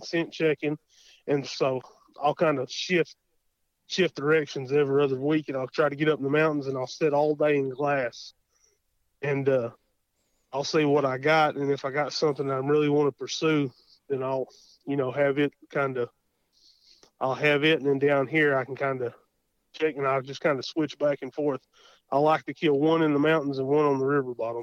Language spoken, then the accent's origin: English; Davis, Oklahoma, United States; I'm from Davis, Oklahoma